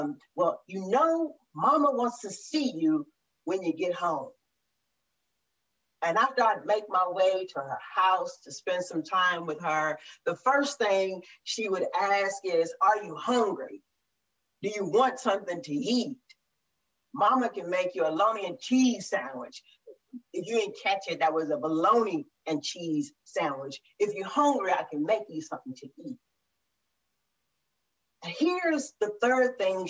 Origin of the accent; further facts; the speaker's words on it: Murfreesboro, Tennessee, United States; moved away; I grew up in Murfreesboro, Tennessee